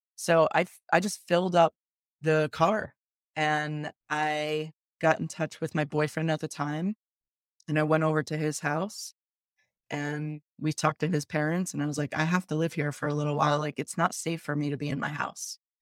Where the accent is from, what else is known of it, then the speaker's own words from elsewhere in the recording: upstate New York, United States; I grew up kind of middle class um, in a uh, suburban upstate New York